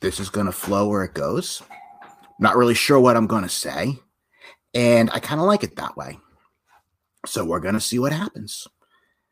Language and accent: English; Massachusetts, United States; my hometown here in Massachusetts